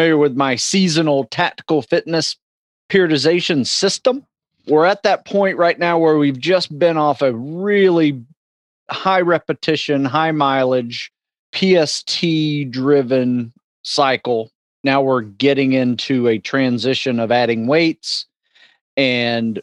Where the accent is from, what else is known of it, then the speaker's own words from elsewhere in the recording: Live Oak, Florida, United States; moved away; I grew up in a small town in North Florida called Live Oak, Florida, Suwanee County